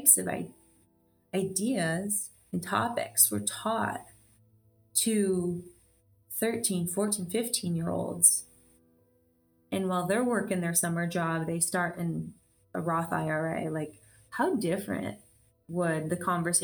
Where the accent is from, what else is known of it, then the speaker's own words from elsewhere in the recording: Michigan, United States; now in Charlotte, United States; I'm from Michigan